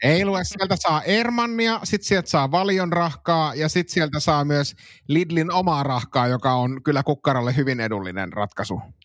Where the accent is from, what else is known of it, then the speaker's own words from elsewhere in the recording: Suomussalmi, Kainuu, Finland; meillä Suomussalmella